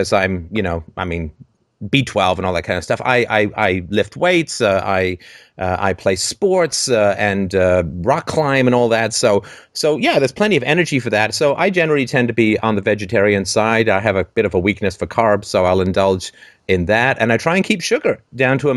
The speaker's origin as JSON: {"language": "English", "country": "United Kingdom", "said": "I'm a British"}